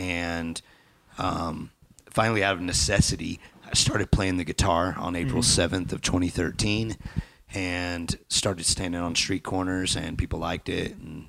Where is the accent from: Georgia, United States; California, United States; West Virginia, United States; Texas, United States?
Georgia, United States; North; moved away as an adult; also born or lived in Wyoming; now in Utah, United States; I was born and raised in North Georgia, out in the country in the Piedmont Mountains